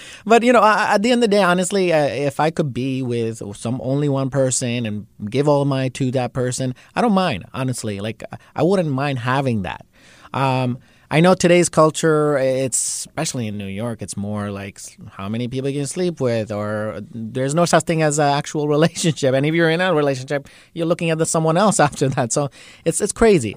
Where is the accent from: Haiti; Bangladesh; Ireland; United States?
Bangladesh; And he's from same place I'm from, Bangladesh